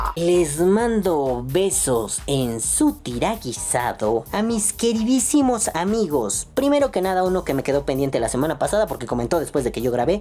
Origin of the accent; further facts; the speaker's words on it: Mexico; mi país sea corrupto o esté azotado por la pobreza